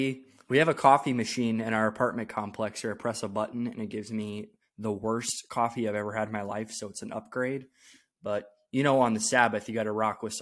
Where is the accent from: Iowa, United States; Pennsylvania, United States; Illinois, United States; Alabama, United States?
Iowa, United States; now in Omaha, United States; I came from Iowa, so zero difference whatsoever.